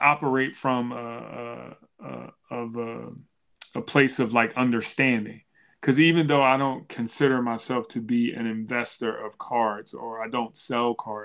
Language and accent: English; Philadelphia, Pennsylvania, United States; growing up in Philadelphia, the Broad Street Bullies